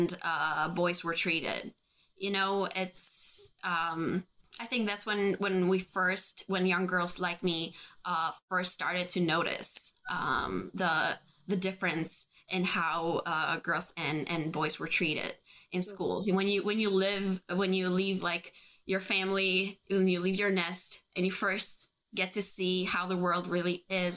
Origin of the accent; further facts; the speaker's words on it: Albania; we were three young girls growing up in Albania in an extremely patriarchal society